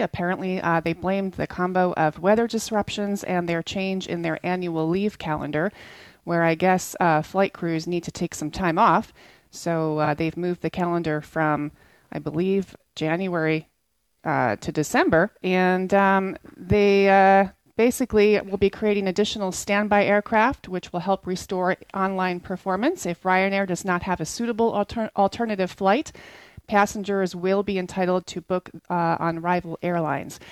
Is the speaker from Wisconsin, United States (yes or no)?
no; New Jersey, United States; New Jersey is my home state.